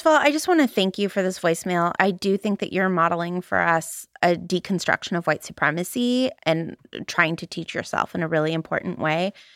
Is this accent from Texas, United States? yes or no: no; Valley Girl, California, United States; accent: Valley Girl; my Valley Girl accent